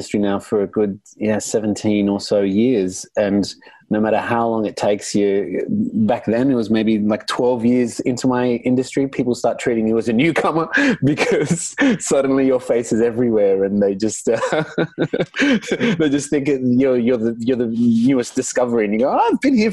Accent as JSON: {"language": "English", "country": "Australia", "tie": "born or raised there", "also_born_or_lived": "Lebanon", "first_language": "Arabic", "second_language": "English"}